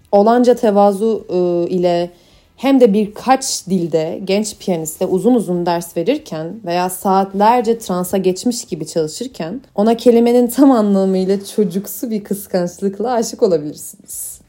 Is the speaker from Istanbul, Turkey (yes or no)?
no; Ankara, Turkey; moved away as an adult; now in Düsseldorf, Germany; Doğma büyüme Ankaralıyım.